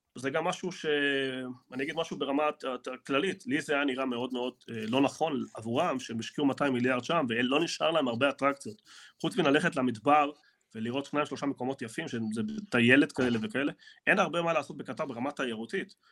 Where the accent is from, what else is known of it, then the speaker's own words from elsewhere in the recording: Argentina; now in Israel; אני ארגנטינאי